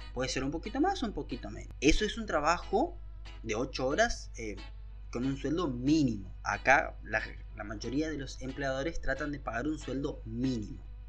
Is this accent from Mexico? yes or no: no; Argentina; Yo soy de Argentina